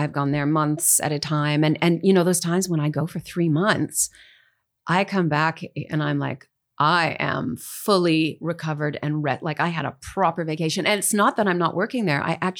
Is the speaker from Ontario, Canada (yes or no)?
yes; Dryden, Ontario, Canada; I'm from Northern Ontario, as you mentioned. I lived in a whole bunch of different Northern towns. My dad was a pulp and paper engineer, so we moved a lot. But I was born in the little town of Dryden